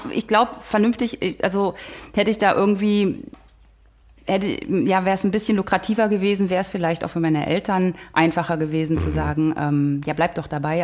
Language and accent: German; Oderbruch, Brandenburg, Germany; moved away as an adult; now in Berlin, Germany; aus Brandenburg, aus dem Oderbruch. Und dort bin ich zur Schule gegangen und aufgewachsen